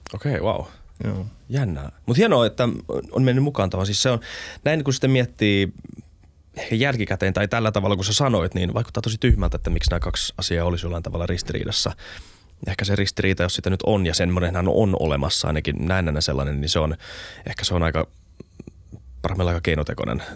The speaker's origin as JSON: {"language": "Finnish", "town": "Helsinki", "region": "Uusimaa", "country": "Finland", "said": "mä oon tosi elitistinen helsinkiläinen"}